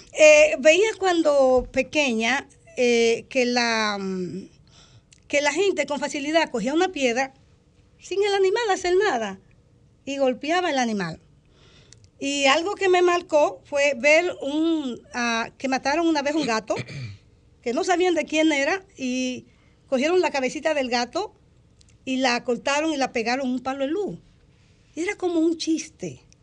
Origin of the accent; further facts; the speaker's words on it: San Juan de la Maguana, San Juan, Dominican Republic; yo nací en el sur, en San Juan de la Maguana. El, sector le llaman Villa Flores